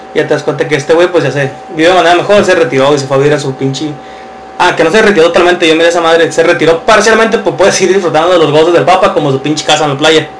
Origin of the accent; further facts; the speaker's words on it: Mexico; nosotros como mexicanos